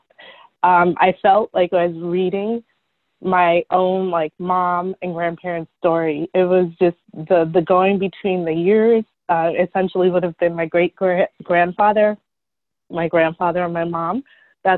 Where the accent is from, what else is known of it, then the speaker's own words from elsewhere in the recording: United States; my family's been here in the States, New York, New Jersey area for all of my life. And I was born here